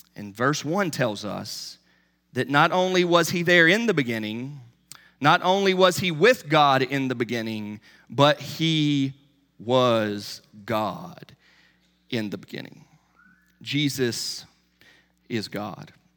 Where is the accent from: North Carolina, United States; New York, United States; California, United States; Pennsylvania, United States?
North Carolina, United States; Charlotte; When I was a kid growing up in Charlotte, North Carolina